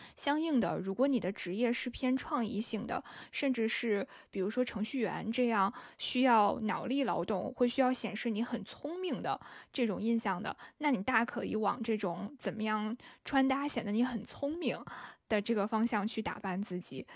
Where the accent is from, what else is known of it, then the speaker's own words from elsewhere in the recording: northern China, China; 我是北方人